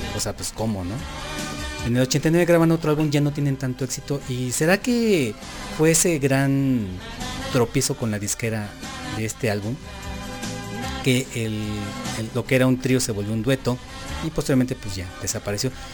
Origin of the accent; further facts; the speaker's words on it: Mexico; nosotros como mexicanos